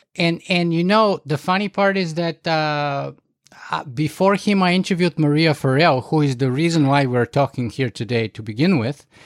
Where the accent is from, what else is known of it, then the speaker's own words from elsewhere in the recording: Bulgaria; moved away as an adult; also born or lived in United States / Canada; I grew up in Bulgaria